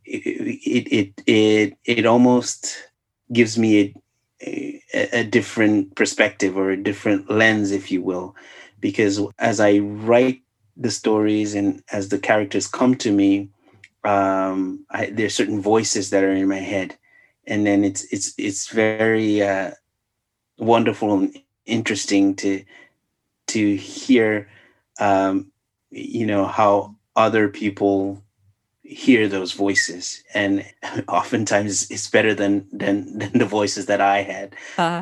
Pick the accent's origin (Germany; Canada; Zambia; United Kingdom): Zambia; now in United States; I'm from Zambia.